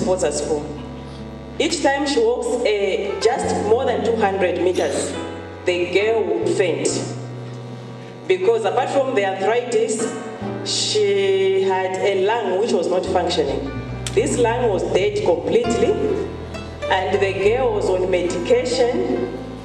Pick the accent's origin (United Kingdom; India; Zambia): Zambia; Lusaka, Lusaka Province; I'm from Lusaka, Zambia.